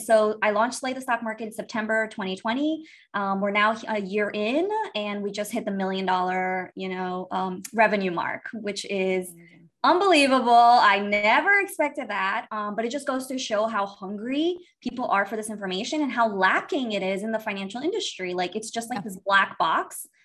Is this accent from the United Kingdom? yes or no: no; Miami, Florida, United States; moved away as an adult; also born or lived in Brazil / New York; I was born in Brazil, um, and we moved to the United States. My mom and my other other little sister. We moved to the United States when I was eight years old. Um, I actually grew up in Miami